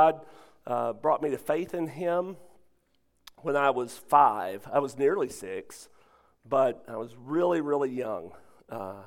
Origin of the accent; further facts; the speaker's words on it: Lake City, Arkansas, United States; moved away; I grew up in Lake City, Arkansas